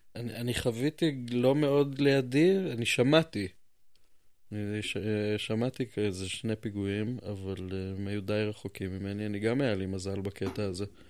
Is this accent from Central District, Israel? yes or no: no; Jerusalem, Jerusalem District, Israel; אתה ואני נולדנו פה